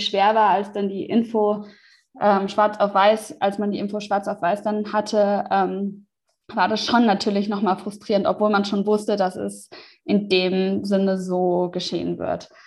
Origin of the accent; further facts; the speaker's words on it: Germany; moved away as an adult; meinen Umzug zurück in, die in meine alte Heimat